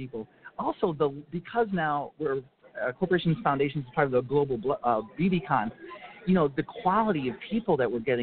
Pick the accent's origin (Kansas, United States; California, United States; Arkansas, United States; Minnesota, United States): Minnesota, United States; Minneapolis–Saint Paul; my hometown of the Twin Cities